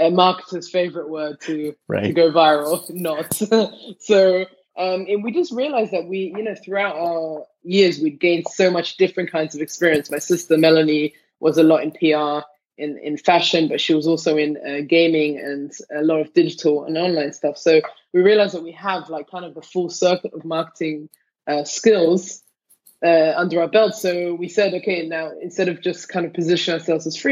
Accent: London, United Kingdom; now in Tel Aviv, Israel; Me and my twin sister, growing up in London

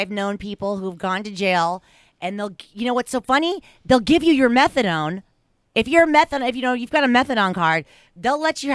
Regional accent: Los Angeles, California, United States; I grew up in Los Angeles

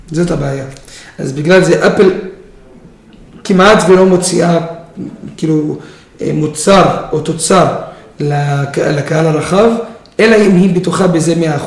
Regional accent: Israel; אני ישראלי דרוזי

